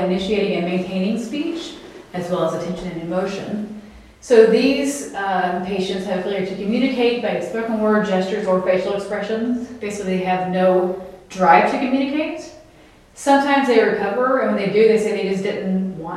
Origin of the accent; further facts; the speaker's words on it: the South, United States; I'm from the South